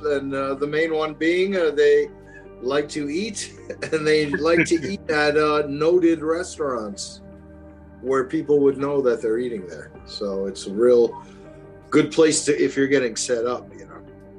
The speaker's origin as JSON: {"language": "English", "town": "New York City", "region": "New York", "country": "United States", "tie": "born or raised there", "said": "Because I grew up in Brooklyn"}